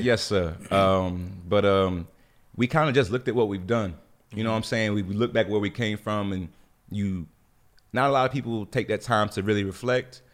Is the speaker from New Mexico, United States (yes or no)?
no; Jacksonville, North Carolina, United States; moved away; I lived in, born in Jacksonville, which was a small military town, you know, had a very, very humble beginning